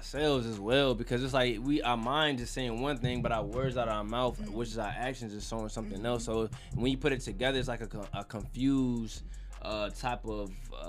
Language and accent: English; Jamaica; now in United States; I'm originally from Jamaica